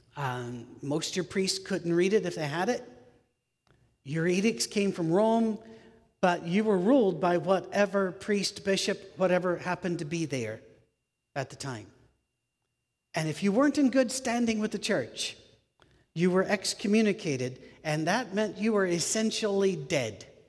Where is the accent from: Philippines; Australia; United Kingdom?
United Kingdom; moved away; also born or lived in United States; I'm British. Uh, I'm also American, but I'm British.